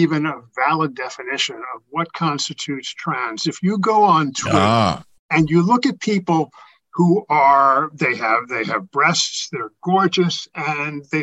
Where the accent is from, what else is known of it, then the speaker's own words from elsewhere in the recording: New York, United States; when I grew up in New York, I was around cross-dressers and gays and everything